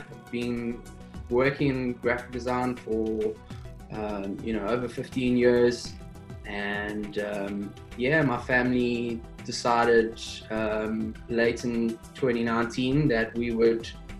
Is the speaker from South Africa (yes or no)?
yes; South Africa; moved away as an adult; also born or lived in New Zealand; now in Fiji; I'm originally from South Africa